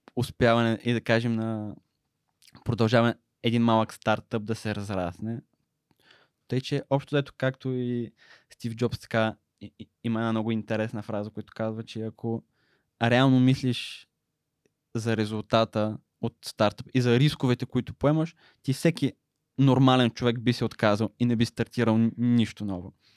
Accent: Smolyan, Smolyan Province, Bulgaria; Аз съм роден и израснах в Смолен, където прекарах общо цялото си детство

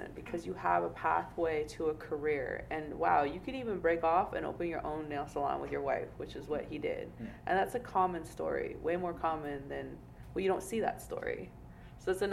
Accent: Portland, Oregon, United States; moved away as an adult; now in New York City, United States; I grew up in Portland, Oregon, which is very white

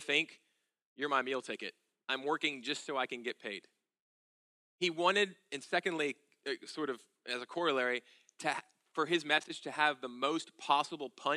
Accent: United States; We are obsessed as Americans

